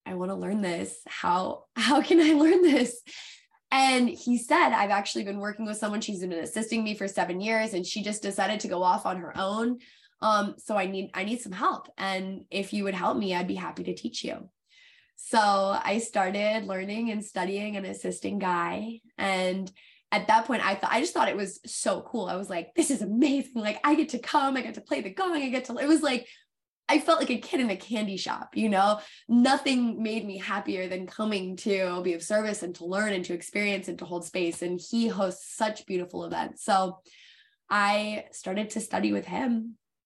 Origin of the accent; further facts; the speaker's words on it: Connecticut, United States; I grew up on the East Coast at that point in Connecticut